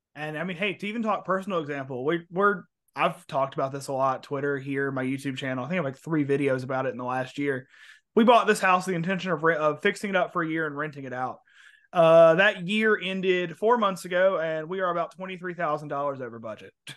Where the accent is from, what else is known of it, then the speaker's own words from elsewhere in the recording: Mobile, Alabama, United States; moved away; I'm from Mobile, was living in Mobile at the time